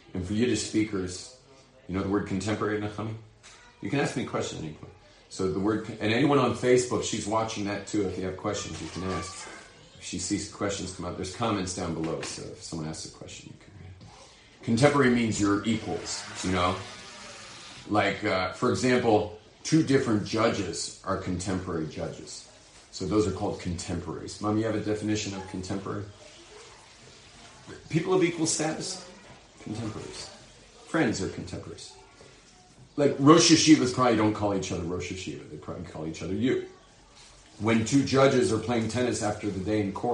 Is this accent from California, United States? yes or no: yes; Los Angeles, California, United States; I'm from Hollywood, but I'm not an actor